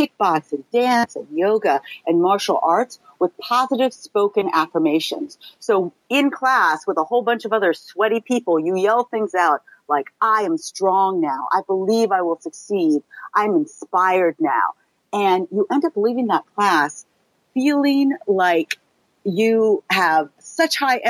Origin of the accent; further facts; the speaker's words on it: California, United States; moved away as an adult; now in New York, United States; I grew up in California, and I was pretty fit growing up, as a lot of kids are in California